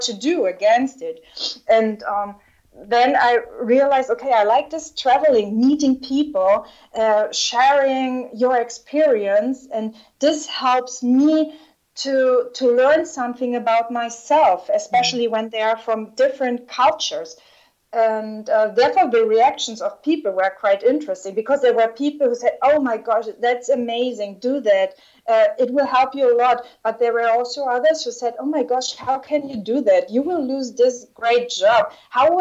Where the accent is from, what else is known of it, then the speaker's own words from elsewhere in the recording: Southern Germany, Germany; moved away as an adult; also born or lived in China / Russia; my hometown in the south of Germany